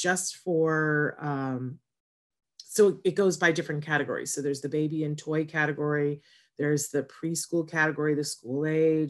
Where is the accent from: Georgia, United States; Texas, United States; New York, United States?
New York, United States; Saratoga Springs; moved away; I'm originally from Saratoga, New York